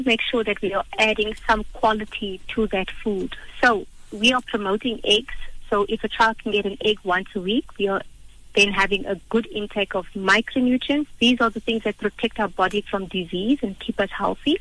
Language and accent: English; South Africa; for us as a South African population